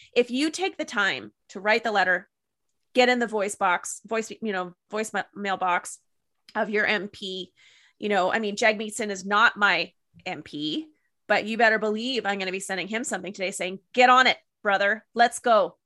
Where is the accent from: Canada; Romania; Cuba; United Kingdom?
Canada; as a Canadian